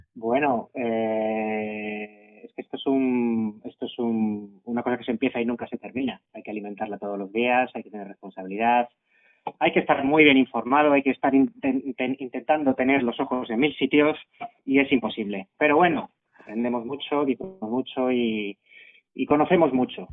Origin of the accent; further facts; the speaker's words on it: Madrid, Community of Madrid, Spain; Los que somos de Madrid